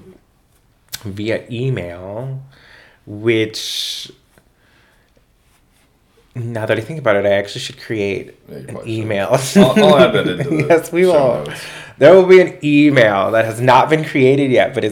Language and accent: English; El Paso, Texas, United States; moved away; I was from El Paso